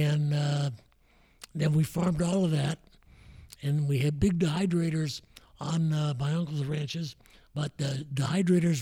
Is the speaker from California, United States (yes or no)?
yes; San Jose, California, United States; I grew up really in Willow Glen, San Jose.